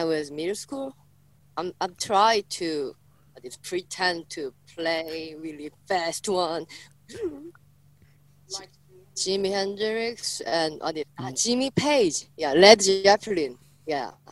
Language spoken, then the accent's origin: English; Busan, South Korea; I'm from Busan